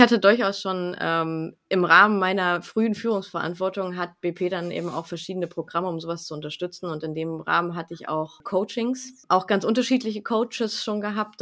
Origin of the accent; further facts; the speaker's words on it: Lingen, Lower Saxony, Germany; also ich komme aus Lingen, wohne in Lingen im Emsland